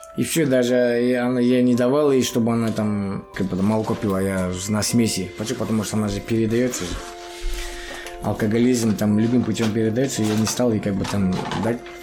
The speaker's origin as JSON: {"language": "Russian", "town": "Kentau", "region": "Turkestan Region", "country": "Kazakhstan", "tie": "born or raised there", "moved": "as an adult", "lives_now": "Astana, Kazakhstan", "said": "я вообще родился в Чемпионской области. Сейчас Туркестанская область, город Кентау. С 2010 года живу в Астане"}